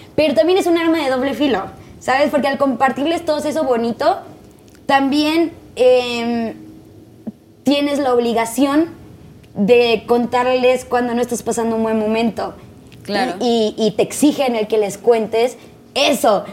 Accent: Tijuana, Baja California, Mexico; moved away; Yo soy de Tijuana

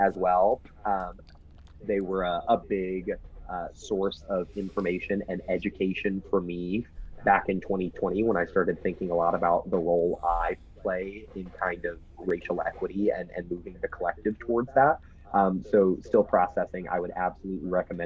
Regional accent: Texas, United States; I'm a Texan

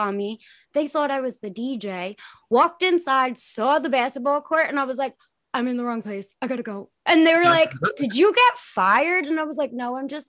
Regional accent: Suffolk County, Long Island, New York, United States; I'm Suffolk too

